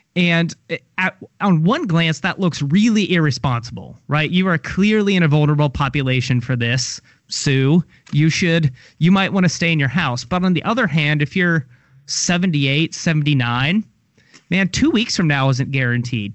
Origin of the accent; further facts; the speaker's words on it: Louisville, Kentucky, United States; now in Tallahassee, United States; I'm from Kentucky, from Louisville. I saw the end of the manufacturing era